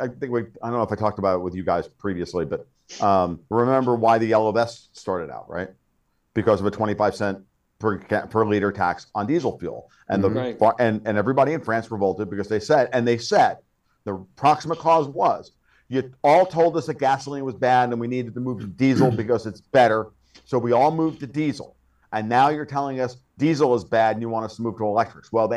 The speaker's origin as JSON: {"language": "English", "town": "Woodbury", "region": "New York", "country": "United States", "tie": "born or raised there", "said": "one of those reservoirs is my hometown"}